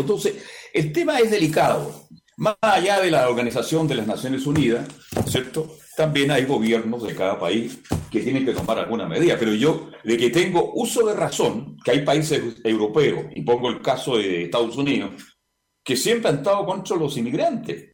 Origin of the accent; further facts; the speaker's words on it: Chile; soy muy chileno, muy chileno